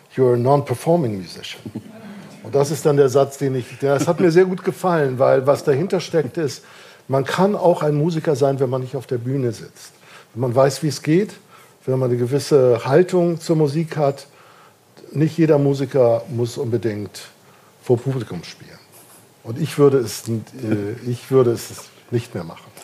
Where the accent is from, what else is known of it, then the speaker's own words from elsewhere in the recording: Kiel, Schleswig-Holstein, Germany; now in Darmstadt, Germany; Ich bin in Kiel geboren und aufgewachsen